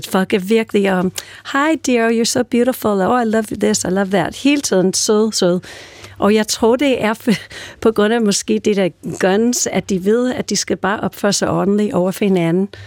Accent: New York, United States; also born or lived in California; jeg er ellers fra New York og California, men nu bor min familie i Nashville, Tennessee

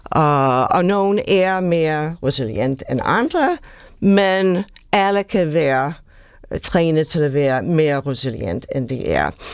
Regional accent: United States; Danish is a second language; now in Denmark; Jeg er oprindeligt amerikaner

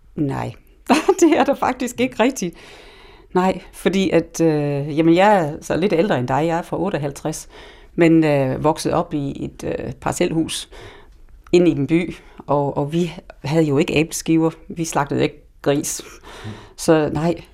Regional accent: England, United Kingdom; now in Denmark; jeg er vokset op i England

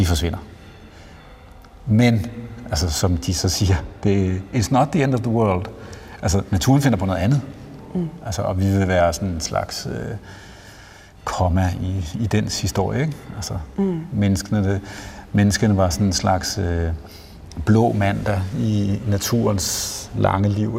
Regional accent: Jutland, Denmark; now in Copenhagen, Denmark; Jeg er selv jyde

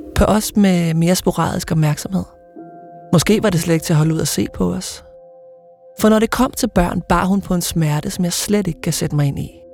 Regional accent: Ølstykke, Zealand, Denmark; det gamle bondehus, hvor jeg voksede op

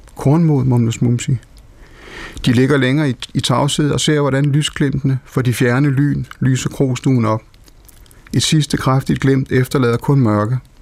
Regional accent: Denmark; moved away; Nellemos, hvor jeg kommer fra, som dengang var en meget, meget vital landsby

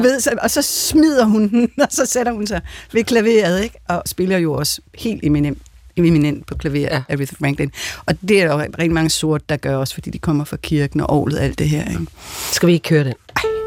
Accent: Denmark; jeg er jo også en dansker

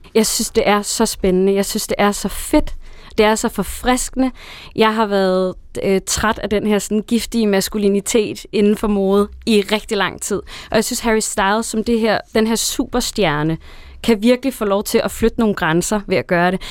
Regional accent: Næstved, Zealand, Denmark; hjemme i Næstved, hvor jeg er fra

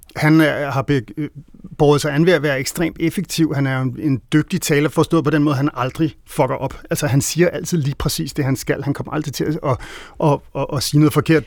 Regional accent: Denmark; vi som danskere

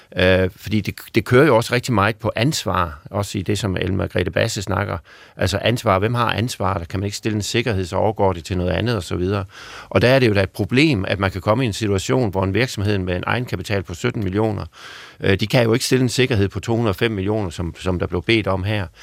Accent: Southern Jutland, Southern Denmark, Denmark; accent: Sønderjysk; Sønderjyske i mit ved, øh, for mit vedkommende, hvor jeg kommer fra

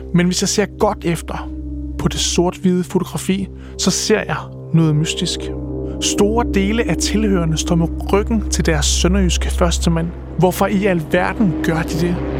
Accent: Viborg, Central Denmark Region, Denmark; now in Aabenraa, Denmark; jeg er fra Viborg, og altså midtjyde

